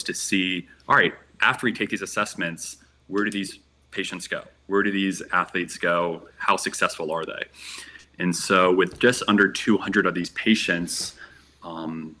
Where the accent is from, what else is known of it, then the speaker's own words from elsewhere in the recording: Virginia, United States; moved away as an adult; also born or lived in Colorado; I was born and raised on the East Coast in the state of Virginia.